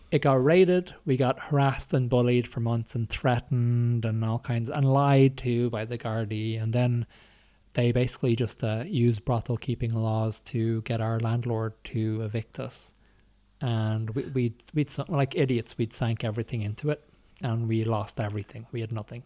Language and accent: English; Ireland; growing up in Ireland